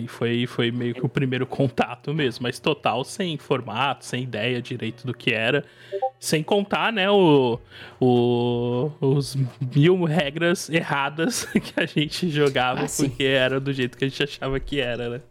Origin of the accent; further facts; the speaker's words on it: São Paulo state coast, Brazil; Eu sou, eu sou do estado de São Paulo, mais precisamente do litoral.